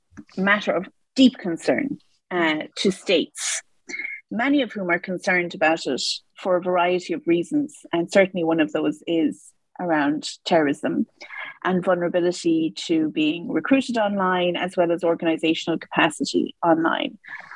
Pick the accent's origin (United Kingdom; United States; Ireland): Ireland; which I was because I grew up in Ireland, so of course we had laws around terrorism.